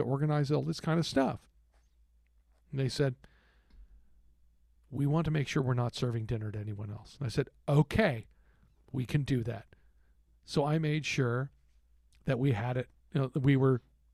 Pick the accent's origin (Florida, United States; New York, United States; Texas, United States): Texas, United States; moved away; I'm from Texas